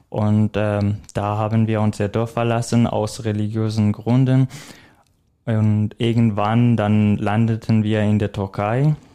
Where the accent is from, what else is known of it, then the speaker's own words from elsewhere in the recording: Iraq; German is a second language; now in Germany; ich komme jetzt mal aus dem Irak. Mhm. Das ist schon eine weite Strecke. Ähm, mein Weg nach äh, Deutschland war auch nicht geplant